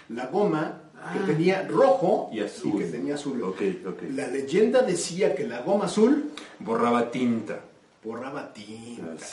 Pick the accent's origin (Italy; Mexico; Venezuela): Mexico; yo ya no vuelvo a viajar ahí como mexicano que soy.